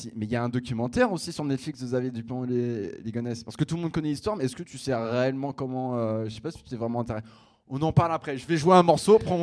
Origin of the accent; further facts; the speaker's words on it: Picardy, Hauts-de-France, France; de là d'où je viens, ça s'appelle la Picardie